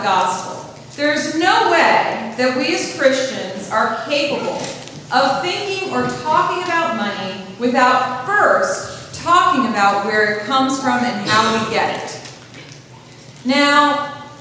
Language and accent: English; Central Pennsylvania, United States; I grew up here in Central Pennsylvania